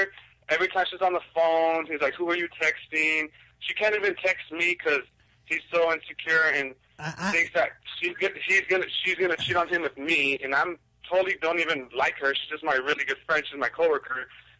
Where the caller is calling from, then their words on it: Ontario, California, United States; I'm calling from Ontario.